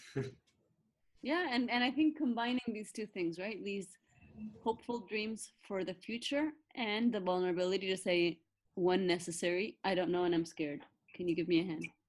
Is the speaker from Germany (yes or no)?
no; Argentina; I was born in Argentina, but I went to a Scottish school here